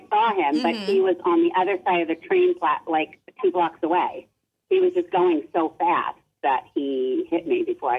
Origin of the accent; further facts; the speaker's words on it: New York City, New York, United States; I'm from New York City